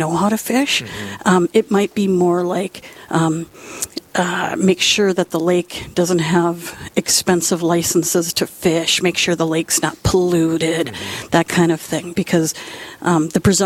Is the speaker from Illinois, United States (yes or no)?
no; Duluth, Minnesota, United States; I grew up in the Diocese of Duluth. I, grew up actually just not far from here on 40th and went to St. Jean's